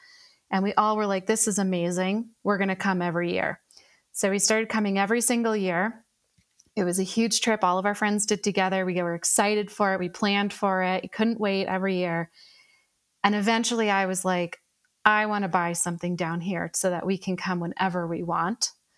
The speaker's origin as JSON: {"language": "English", "region": "New York area", "country": "United States", "also_born_or_lived": "Colorado", "moved": "as an adult", "lives_now": "Taos, United States", "said": "I'm originally from New York area."}